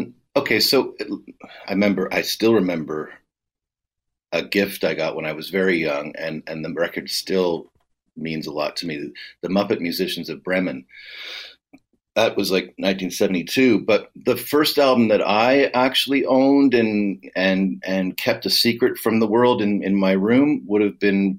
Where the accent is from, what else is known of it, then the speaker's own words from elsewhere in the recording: King City, Ontario, Canada; now in Toronto, Canada; I'm from King City because I grew up, I wasn't a Toronto kid